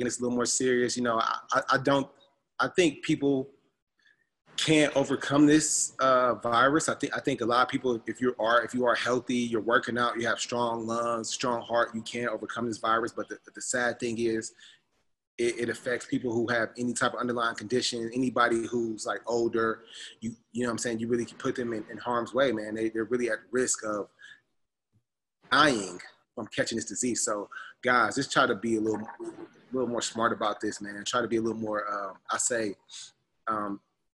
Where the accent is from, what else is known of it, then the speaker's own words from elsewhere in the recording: United States; moved away as an adult; being an American that's been over here